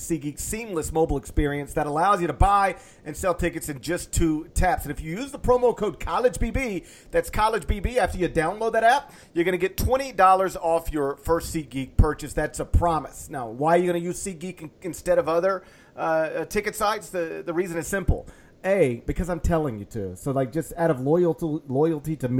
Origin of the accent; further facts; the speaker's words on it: Horn Lake, Mississippi, United States; moved away; I came from Horn Lake